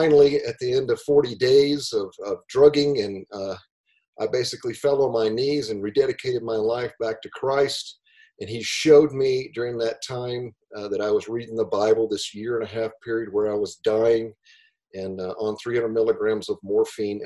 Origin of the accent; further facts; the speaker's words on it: Greenville, South Carolina, United States; moved away as an adult; also born or lived in California; I'm from Greenville, South Carolina, originally.